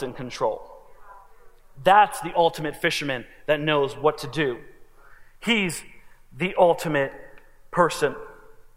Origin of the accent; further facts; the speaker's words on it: New Jersey, United States; moved away; I'm from New Jersey